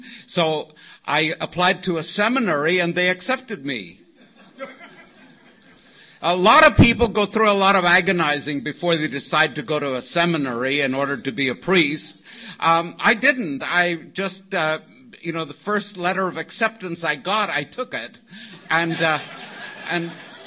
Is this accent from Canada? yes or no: no; Northern Ireland, United Kingdom; now in Oceanside, United States; Originally, I was born in Northern Ireland